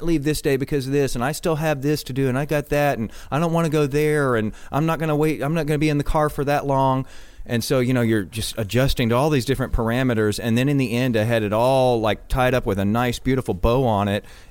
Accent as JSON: {"language": "English", "area": "Galveston County", "region": "Texas", "country": "United States", "tie": "born or raised there", "said": "I was born in Galveston County."}